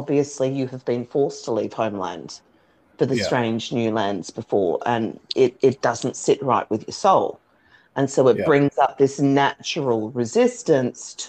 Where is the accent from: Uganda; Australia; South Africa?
Australia; being Australian